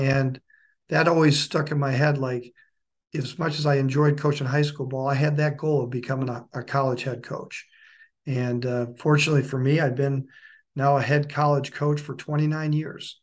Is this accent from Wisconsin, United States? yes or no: yes; Waupaca, Wisconsin, United States; moved away as an adult; also born or lived in Illinois / Indiana / Minnesota; now in Dayton, Tennessee, United States; I grew up in Wisconsin, close to a town called Wapaka, Wisconsin